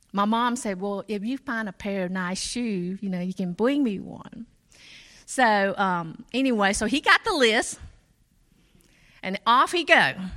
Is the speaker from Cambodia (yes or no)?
yes; Cambodia; moved away; I was born in Cambodia